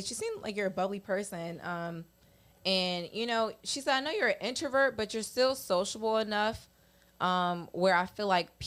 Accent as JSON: {"language": "English", "area": "Upper Marlboro", "region": "Maryland", "country": "United States", "tie": "born or raised there", "said": "I grew up in Upper Marble, Maryland. Born and raised my entire life"}